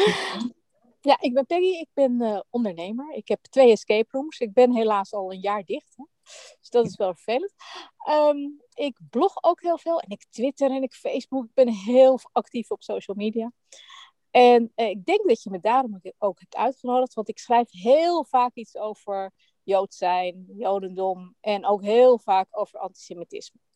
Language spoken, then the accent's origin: Dutch; Netherlands; ik ben natuurlijk ook Nederlands